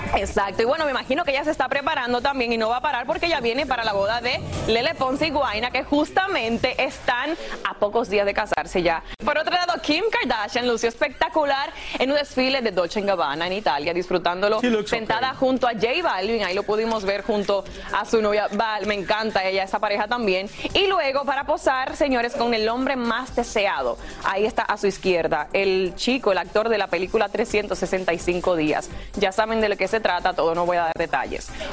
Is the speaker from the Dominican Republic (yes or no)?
yes; Dominican Republic; Yo soy más dominicana que todo el mundo, señores. Feliz de la independencia de mi país